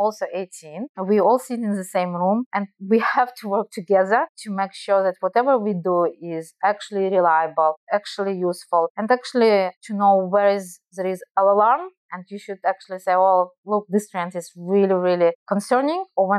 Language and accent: English; Israel; accent: Russian; English is a second language; also born or lived in Belarus; So you guys, probably you hear my Russian accent. So I probably will tell that I actually Russian, but I'm not Russian. And as I mentioned, I lived many years in Israel. My parents immigrated to Israel when I was a child from Belarus due to Chernobyl disaster.